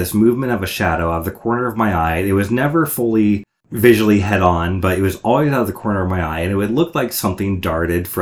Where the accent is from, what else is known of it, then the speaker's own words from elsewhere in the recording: Cleveland, Ohio, United States; moved away as an adult; also born or lived in Federal Way, Washington / Chicago area, Illinois; now in Bellingham, United States; And then my family moved out to the Cleveland, Ohio suburbs for my dad's work. And I was there until freshman year of college.